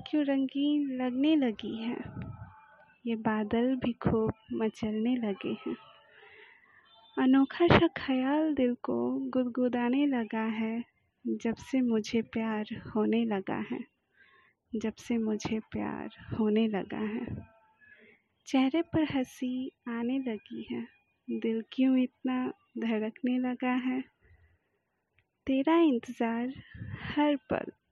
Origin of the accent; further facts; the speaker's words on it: Delhi, India; मेरा प्यार भरा नमस्कार … दिल्ली से हूँ